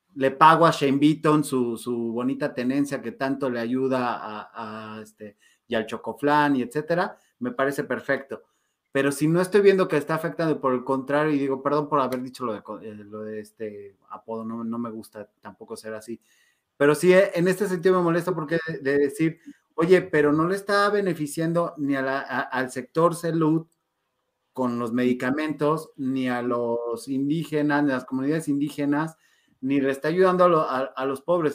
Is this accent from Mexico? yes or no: yes; Mexico; somos mexicanos